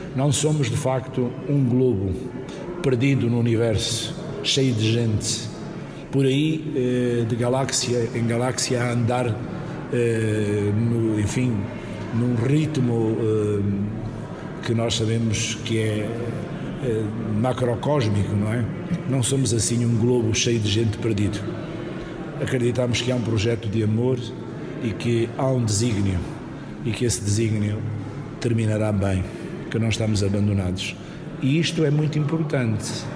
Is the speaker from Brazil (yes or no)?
no; Island of Mozambique, Nampula, Mozambique; na ilha de Moçambique, é a minha terra onde eu nasci